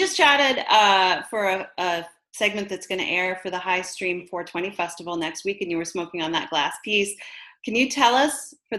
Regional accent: Canada; I'm Canadian

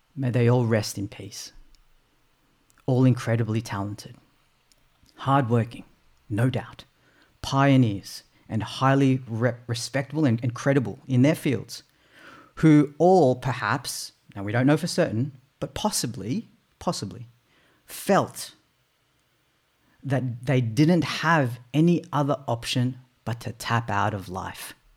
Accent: Australia; also born or lived in Philippines; I was born in the Philippines. It's a third world country. We migrated here to Australia when I was eight months old.

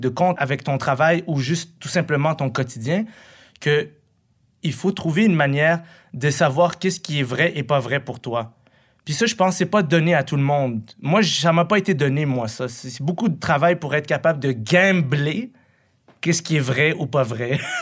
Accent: Quebec, Canada; also born or lived in Morocco / Buffalo, United States; Moi, je viens d'une famille qui a fui la guerre. Puis là, je suis ici depuis, que, depuis que je suis petit. Je suis un fils de réfugié irakien, moi, c'est ça que je suis. Mais j'ai compris que je, je suis un Québécois

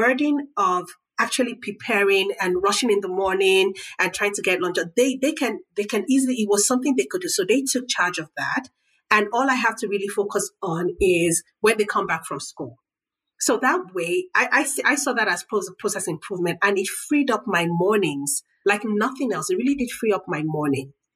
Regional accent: Nigeria; moved away; as a Nigerian mom, because I'm Nigerian

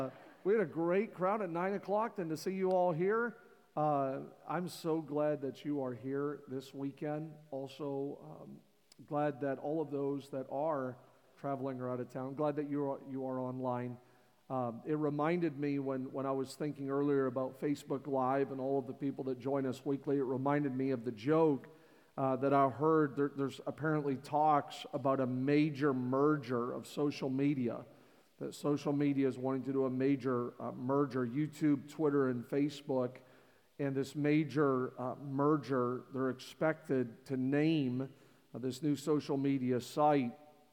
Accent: Canada; moved away; born and raised in Canada

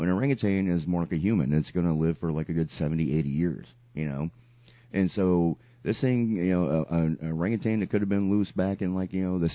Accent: Sarasota, Florida, United States; Sarasota, prime example, my hometown is known for being a circus town

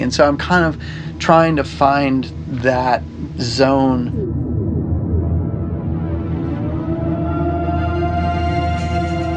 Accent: Montana, United States; moved away as an adult; also born or lived in Japan; I grew up in Montana in the 70s

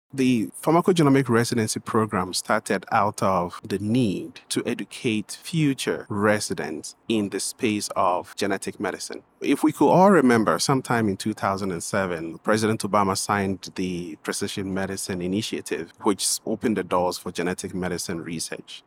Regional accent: Ghana; moved away as an adult; also born or lived in Washington, D.C., United States; now in United States; I'm originally from Ghana, West Africa

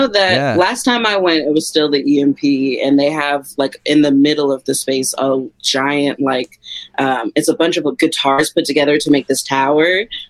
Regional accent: Tacoma, Washington, United States; I'm from Tacoma, so I'm gonna blame it on being an hour south.

